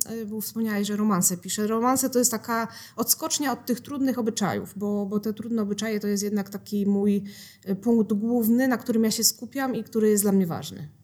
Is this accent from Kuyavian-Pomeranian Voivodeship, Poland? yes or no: no; Mysłowice, Silesian Voivodeship, Poland; moved away as an adult; now in Sosnowiec, Poland; A ja się w Mysłowicach urodziłam, w Mysłowicach się wychowałam.